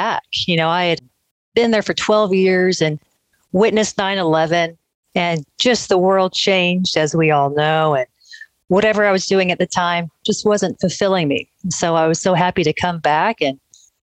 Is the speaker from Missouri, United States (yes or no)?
no; Austin, Texas, United States; also born or lived in Manchester, England / New York City; And grew up in Austin